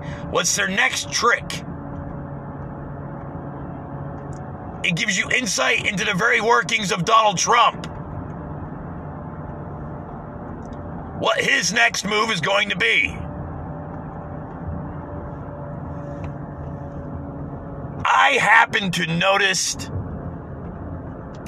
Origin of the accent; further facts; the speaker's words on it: United States; as an American